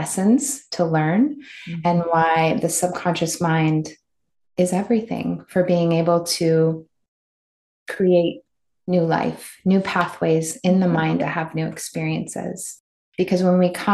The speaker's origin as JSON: {"language": "English", "region": "Midwest", "country": "United States", "tie": "born or raised there", "said": "I grew up in the Midwest"}